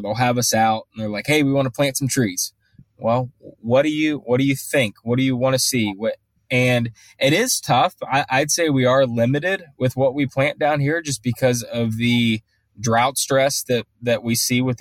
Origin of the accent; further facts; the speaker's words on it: Ohio, United States; now in Charlotte, United States; I'm from Ohio